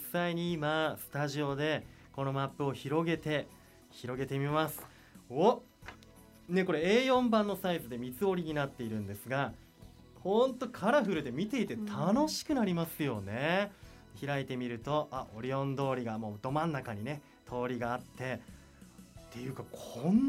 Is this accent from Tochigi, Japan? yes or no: yes; Mibu, Tochigi, Japan; 自分は壬生町になります